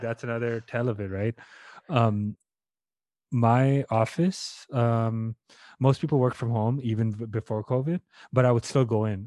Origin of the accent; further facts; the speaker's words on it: India; moved away; I'm Indian and my, the home country is not doing well. My parents are there